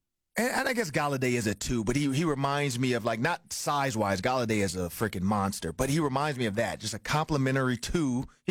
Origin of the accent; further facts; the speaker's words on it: Detroit, Michigan, United States; moved away; Well, I'm from Detroit.